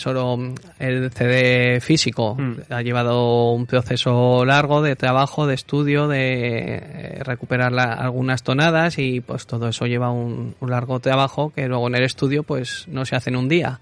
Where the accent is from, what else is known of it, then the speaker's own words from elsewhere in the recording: Cera, Aragon, Spain; now in Zaragoza, Spain; en Cera que es mi pueblo, pues se ha cantado mucho